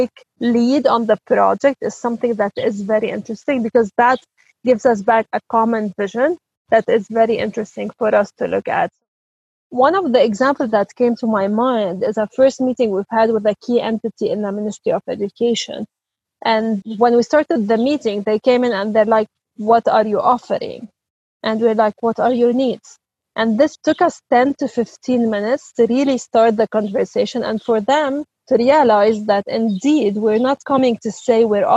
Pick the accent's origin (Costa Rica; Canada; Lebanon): Lebanon; I'm originally from Lebanon